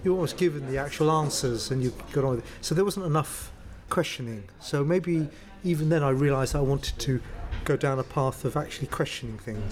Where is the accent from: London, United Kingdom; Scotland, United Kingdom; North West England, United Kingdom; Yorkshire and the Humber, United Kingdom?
London, United Kingdom; I grew up in a place called Crouch End.